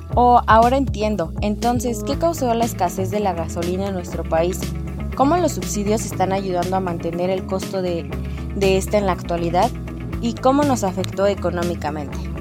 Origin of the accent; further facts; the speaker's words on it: Mexico; nosotros somos el futuro de México.